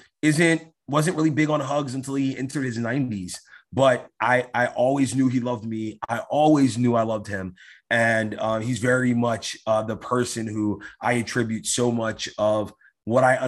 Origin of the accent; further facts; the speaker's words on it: New York City, New York, United States; I grew up in New York, in East New York, which was a very undeveloped part of New York. It's in Brooklyn.